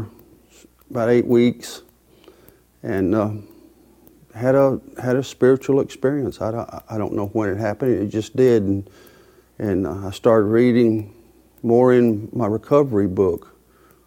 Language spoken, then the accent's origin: English; Lawrenceburg, United States; I'm from Lawrenceburg